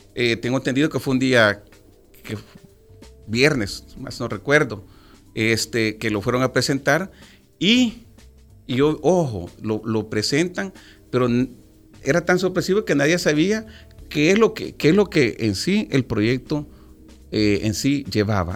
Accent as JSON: {"language": "Spanish", "country": "El Salvador", "said": "nuestro país"}